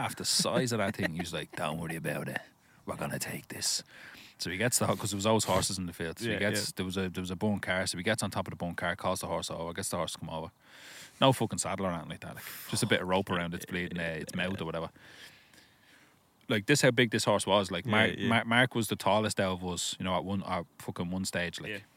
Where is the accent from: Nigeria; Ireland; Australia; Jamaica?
Ireland; I'm Irish